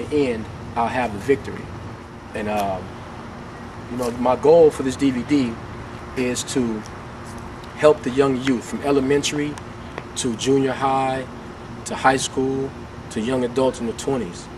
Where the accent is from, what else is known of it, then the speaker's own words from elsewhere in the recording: Oakland, California, United States; now in San Antonio, United States; I'm born and raised in Oakland, California